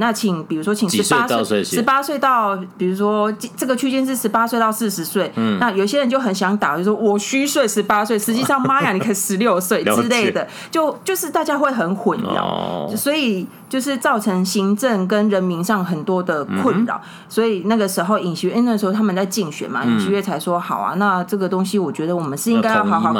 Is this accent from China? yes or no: no; Taiwan; 我们台湾